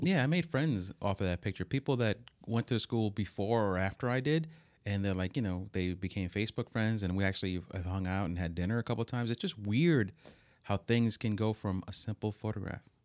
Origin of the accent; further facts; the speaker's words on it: Hoboken, New Jersey, United States; we grew up in Hoboken